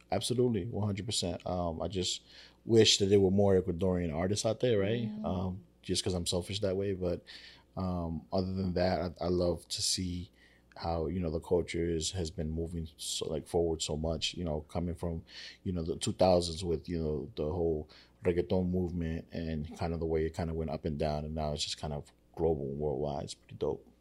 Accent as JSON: {"language": "English", "town": "New York City", "region": "New York", "country": "United States", "tie": "born or raised there", "said": "I grew up in Spanish Harlem."}